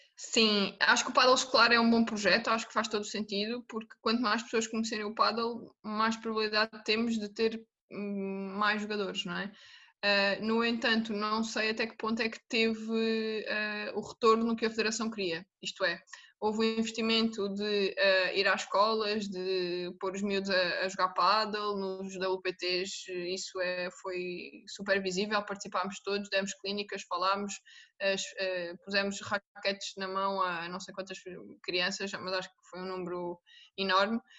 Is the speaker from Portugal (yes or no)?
yes; Algarve, Portugal; moved away as an adult; now in Lisbon, Portugal; eu sou do Algarve, e então vim viver para Lisboa